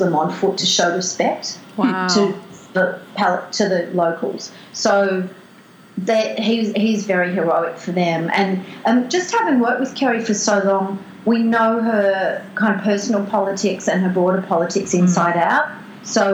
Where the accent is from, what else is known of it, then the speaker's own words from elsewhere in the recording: Melbourne, Victoria, Australia; moved away as an adult; now in Byron Bay, Australia; I grew up in Melbourne, and I've been living further up the coast but for 20 years